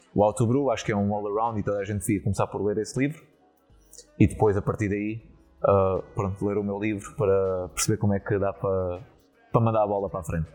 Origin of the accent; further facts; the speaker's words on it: Setúbal, Portugal; moved away as an adult; now in Netherlands; da, da minha terra uh, eh, setubalense